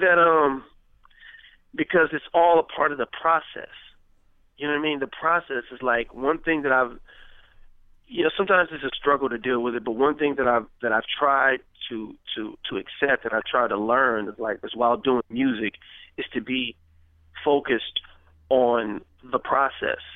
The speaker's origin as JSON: {"language": "English", "town": "Richmond", "region": "California", "country": "United States", "tie": "born or raised there", "said": "Growing up in Crescent Park"}